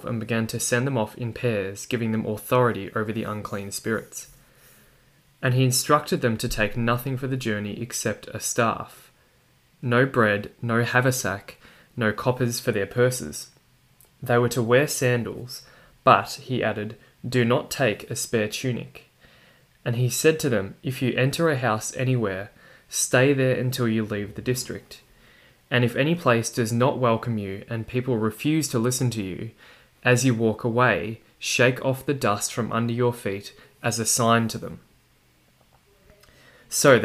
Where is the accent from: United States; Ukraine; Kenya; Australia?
Australia; my accent that you can probably hear, that I'm from Australia